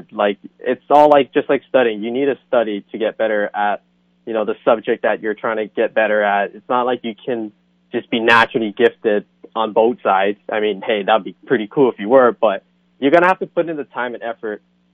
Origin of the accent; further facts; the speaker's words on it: Hilo, Hawaii, United States; moved away as an adult; now in California, United States; I'm from the Big Island of Hawaii, from a small town of Hilo